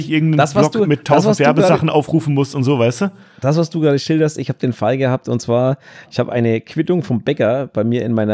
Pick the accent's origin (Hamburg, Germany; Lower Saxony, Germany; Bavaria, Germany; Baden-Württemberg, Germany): Bavaria, Germany; accent: Franconian; Ja, ich und mein fränkischer Dialekt, Entschuldigung.